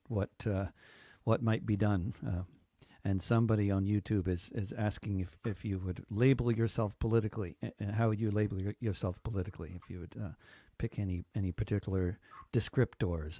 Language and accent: English; United States; as an American